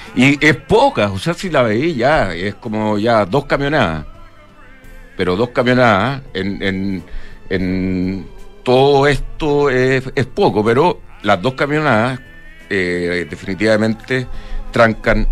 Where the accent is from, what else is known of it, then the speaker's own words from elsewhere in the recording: Chile; nosotros como chilenos